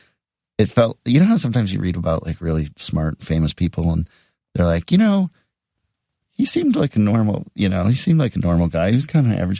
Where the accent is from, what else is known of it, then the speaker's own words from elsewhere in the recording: Edina, Minnesota, United States; also born or lived in Shaker Heights, Ohio / Boston; Edina, Minnesota, which is my hometown